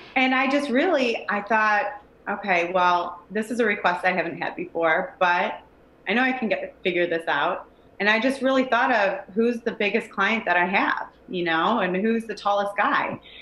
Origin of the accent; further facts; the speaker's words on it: Cleveland, Ohio, United States; I grew up in Cleveland